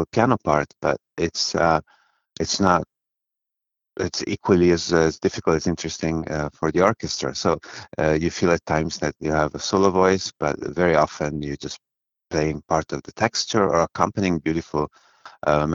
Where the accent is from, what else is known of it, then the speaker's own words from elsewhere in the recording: Bari, Apulia, Italy; I was born in Bari, in southern Italy, in the region of Puglia.